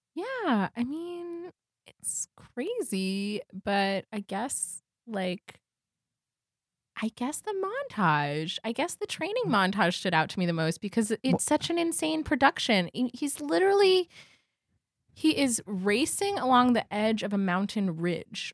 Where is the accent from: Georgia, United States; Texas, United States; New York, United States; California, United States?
New York, United States; I feel like I grew up in New York